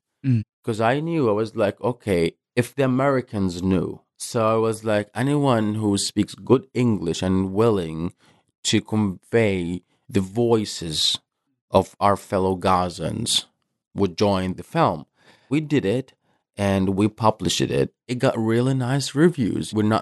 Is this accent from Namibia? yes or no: no; Gaza Strip, Palestine; moved away as an adult; now in New York, United States; So I was born and raised in Gaza Strip, Palestine.